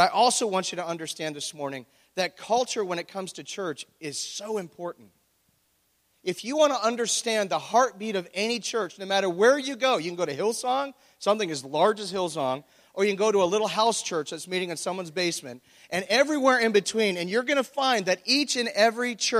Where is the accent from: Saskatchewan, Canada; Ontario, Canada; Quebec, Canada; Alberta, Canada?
Ontario, Canada; Oshawa; born or raised there